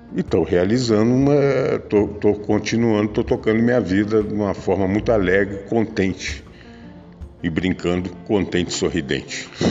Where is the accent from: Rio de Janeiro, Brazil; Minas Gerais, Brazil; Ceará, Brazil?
Rio de Janeiro, Brazil; Eu eu sou natural do Rio de Janeiro, nasci em Jacarepaguá, no Rio de Janeiro, em casa.